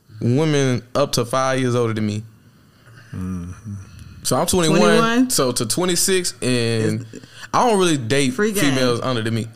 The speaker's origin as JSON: {"language": "English", "region": "Texas", "country": "United States", "said": "I'm from Texas"}